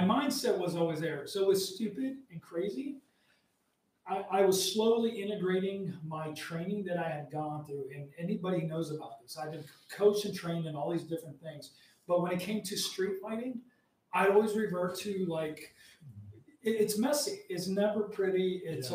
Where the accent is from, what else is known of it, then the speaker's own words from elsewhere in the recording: Arizona, United States; I grew up in the Mexican border, right. Arizona